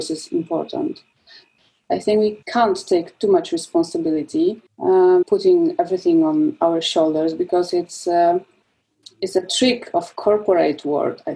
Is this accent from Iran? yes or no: no; southern Poland, Poland; I'm from Poland. I was born in Poland and I spent my childhood in southern Poland, in a small town surrounded by woods.